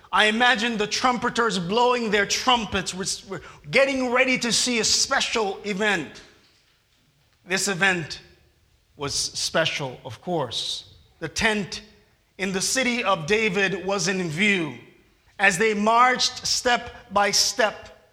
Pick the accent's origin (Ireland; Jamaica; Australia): Jamaica; moved away; it reminds me of back home in Jamaica